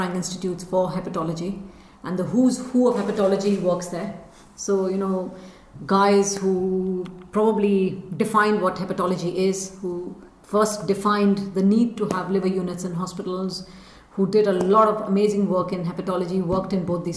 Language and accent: English; India; moved away as an adult; also born or lived in United Kingdom; when I was growing up in India